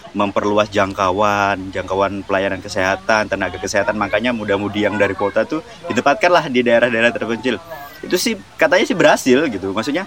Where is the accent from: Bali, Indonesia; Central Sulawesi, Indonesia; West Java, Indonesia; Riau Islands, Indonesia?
Riau Islands, Indonesia; Natuna; moved away as an adult; now in West Kalimantan, Indonesia; aku lahirnya di Natuna yang uh, notabene Melayu